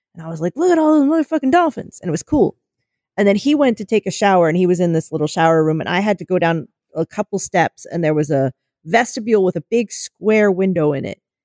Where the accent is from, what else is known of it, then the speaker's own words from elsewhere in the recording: United States; our being American